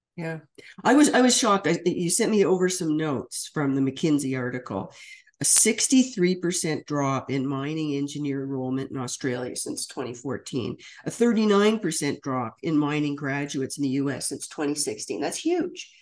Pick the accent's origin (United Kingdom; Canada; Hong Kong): Canada; Ottawa, Ontario; growing up in Ottawa